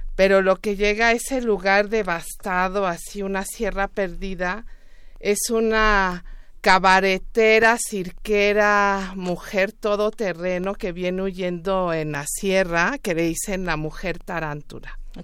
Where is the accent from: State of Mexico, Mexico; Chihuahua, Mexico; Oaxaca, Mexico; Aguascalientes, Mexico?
Oaxaca, Mexico; Juchitán; yo soy oaxaqueña, soy de Juchitán, Oaxaca